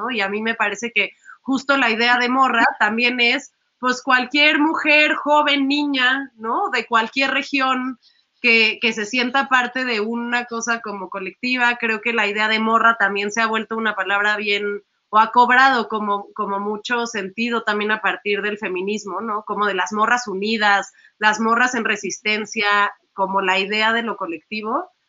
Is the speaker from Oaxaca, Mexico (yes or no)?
no; Mexico City, Mexico; todas somos morras chilangas.